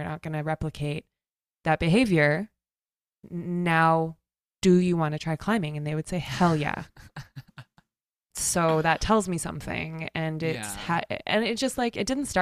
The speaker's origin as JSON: {"language": "English", "region": "Pacific Northwest", "country": "United States", "tie": "born or raised there", "moved": "as an adult", "said": "I grew up here. I grew up in the Pacific Northwest"}